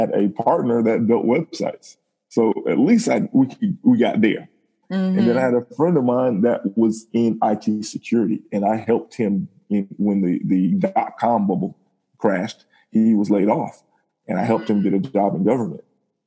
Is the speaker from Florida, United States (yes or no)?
yes; Miami, Florida, United States; Born and raised in Miami